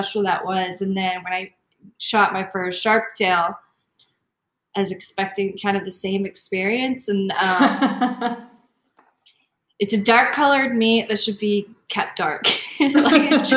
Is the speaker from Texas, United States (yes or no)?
yes; Texas, United States; I'm from Texas.